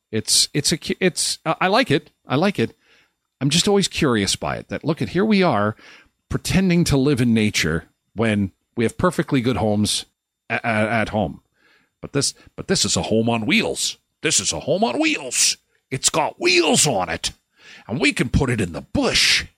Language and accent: English; Manitoba, Canada; I was born and raised in Manitoba, and I'm not used to it